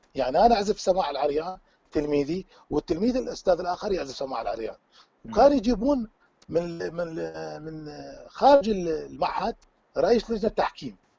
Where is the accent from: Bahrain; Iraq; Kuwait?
Iraq; accent: Iraqi; also born or lived in Tunisia; now in Belgium; احنا نقول باللهجه العراقيه